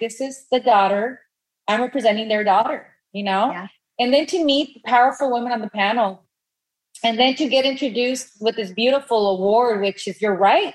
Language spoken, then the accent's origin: English; Los Angeles, California, United States; I grew up in East LA, Boyle Heights.